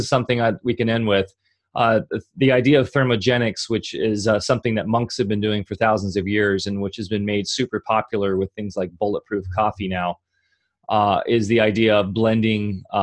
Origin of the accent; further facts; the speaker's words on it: Orange County, California, United States; I grew up in Orange County in the 90s